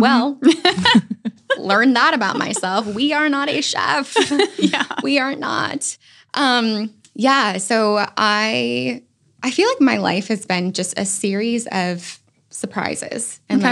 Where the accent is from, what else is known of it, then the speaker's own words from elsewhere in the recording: Virginia, United States; now in North Carolina, United States; I'm actually from Virginia